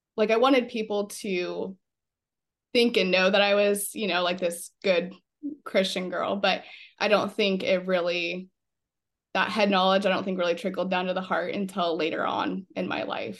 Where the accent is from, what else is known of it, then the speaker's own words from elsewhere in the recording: Fremont, Nebraska, United States; I grew up in Fremont and went to Belfield for elementary school